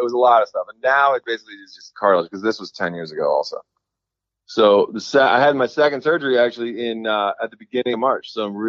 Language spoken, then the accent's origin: English; Washington, District of Columbia, United States; moved away as an adult; now in Virginia, United States; There's a shop where I grew up in Northwest D.C. and on Macomb Street, which is like right up from my house.